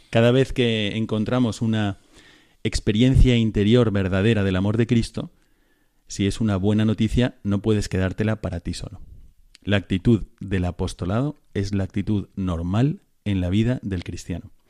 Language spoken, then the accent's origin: Spanish; Córdoba, Andalusia, Spain; yo soy de aquí, de Córdoba.